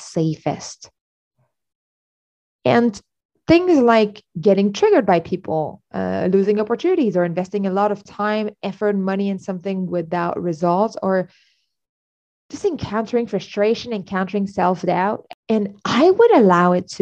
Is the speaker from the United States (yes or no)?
no; Canada; I'm Canadian.